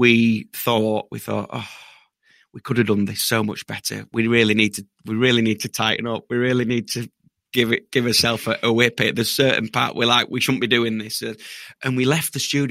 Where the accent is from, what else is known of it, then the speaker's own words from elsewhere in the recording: Yorkshire and the Humber, United Kingdom; We're from Yorkshire